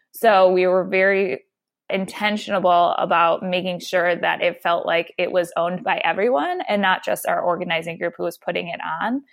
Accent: Detroit, Michigan, United States; moved away; I was born and raised in Detroit, so it's a place that's near and dear to my heart

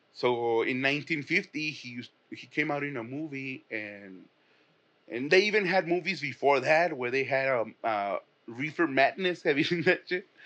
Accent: Mexico; I'm from Mexico

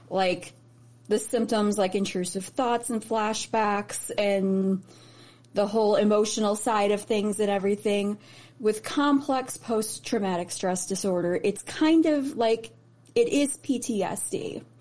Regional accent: Chicago, Illinois, United States; born there; also born or lived in Indianapolis; And I grew up, I was raised in Chicago, well not raised, but I was born in Chicago.

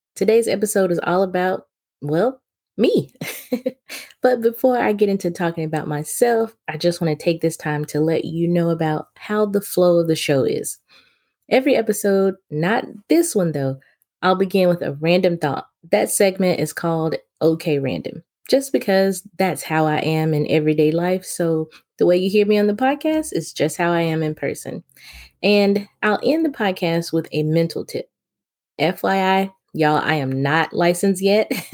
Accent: Memphis, Tennessee, United States; I was born and raised in Memphis, Tennessee

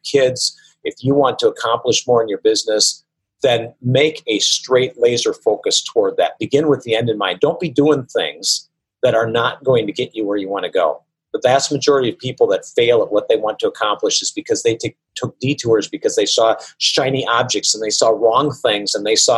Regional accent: Wisconsin, United States; I come from Wisconsin, where there's a lot of mosquitoes

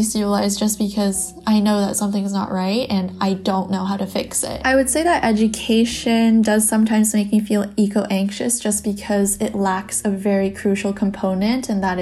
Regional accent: Canada; moved away; I'm originally from Canada.

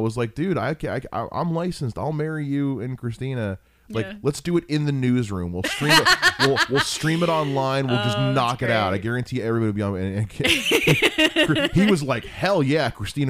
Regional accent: North Canton, Ohio, United States; now in Dayton, United States; I grew up in North Canton

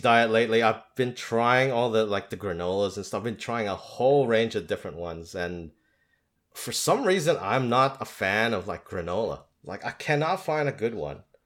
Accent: Philippines; first language English; moved away as an adult; also born or lived in Australia; I was born and raised in the Philippines

